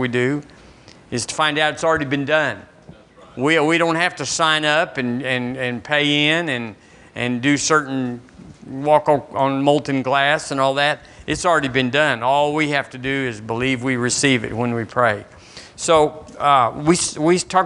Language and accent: English; Seagraves, Texas, United States; now in Tuscaloosa, United States; The church I was raised in Seagraves